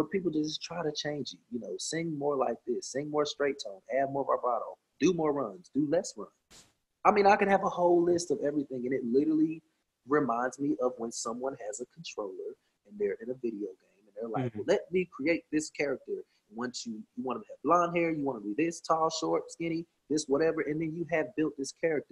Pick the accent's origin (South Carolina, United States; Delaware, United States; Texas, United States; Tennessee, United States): Tennessee, United States; Cleveland; I'm from Cleveland, Tennessee. I am country